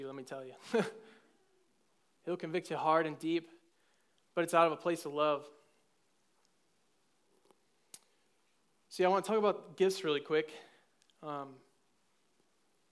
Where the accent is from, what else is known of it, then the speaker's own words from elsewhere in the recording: Cleveland, Ohio, United States; moved away as an adult; I come from Ohio, Cleveland, the land of the Ohioan people